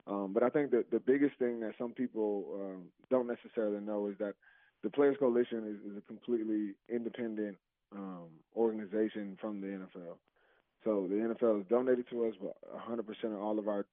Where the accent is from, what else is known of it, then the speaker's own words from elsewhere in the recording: New Jersey, United States; moved away; I'm from Jersey, so it was an hour away from home